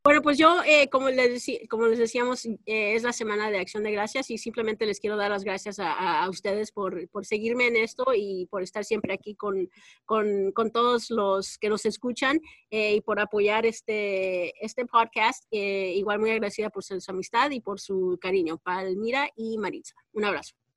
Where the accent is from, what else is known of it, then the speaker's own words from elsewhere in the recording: Texas, United States; now in California, United States; yo crecí y nací en Texas